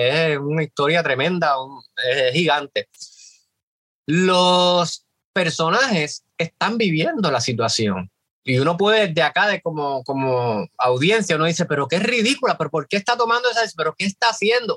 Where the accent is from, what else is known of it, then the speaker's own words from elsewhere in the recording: Puerto Rico; somos los puertorriqueños